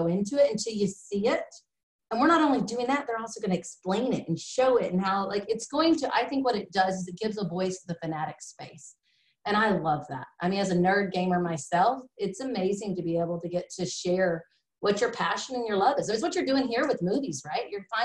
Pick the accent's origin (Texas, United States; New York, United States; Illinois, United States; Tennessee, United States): Texas, United States; East; growing up in East Texas